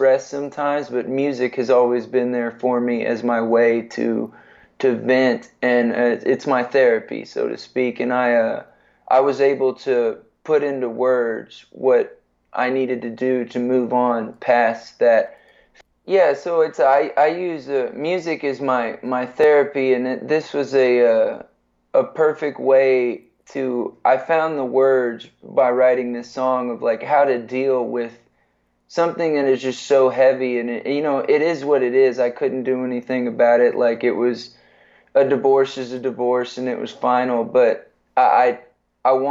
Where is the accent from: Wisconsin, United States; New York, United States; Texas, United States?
Texas, United States; San Antonio; I grew up in San Antonio.